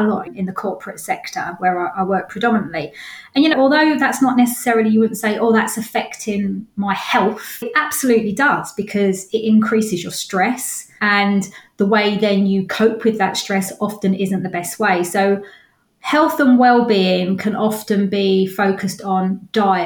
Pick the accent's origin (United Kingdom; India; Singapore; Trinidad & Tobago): United Kingdom; London; moved away as an adult; now in Ware, United Kingdom; Originally from North London and moved out when I met my partner